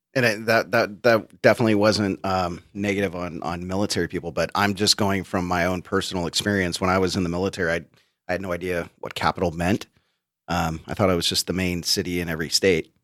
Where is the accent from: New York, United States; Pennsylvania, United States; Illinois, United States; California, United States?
California, United States; Bay Area; I'm from the Bay Area